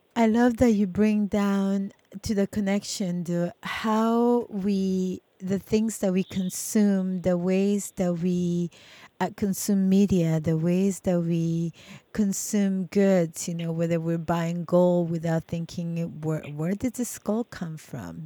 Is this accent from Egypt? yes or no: no; El Salvador; moved away; when I was a kid um, growing up in El Salvador under the war